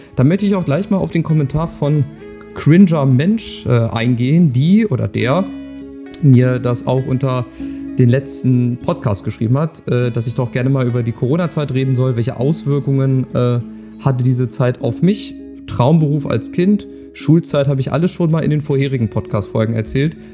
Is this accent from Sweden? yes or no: no; Lower Saxony, Germany; Bei uns in Niedersachsen